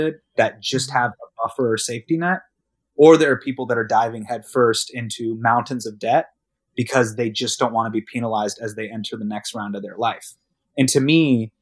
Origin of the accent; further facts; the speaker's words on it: Davis, California, United States; I grew up in Davis